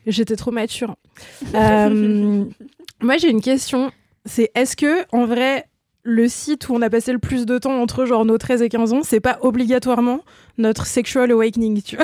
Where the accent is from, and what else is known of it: Ain, near Lyon, Auvergne-Rhône-Alpes, France; born or raised there; moved away